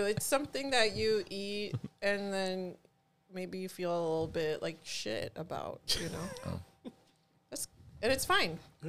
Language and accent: English; Chicago, Illinois, United States; I am a Chicagoan with a really aggressive accent.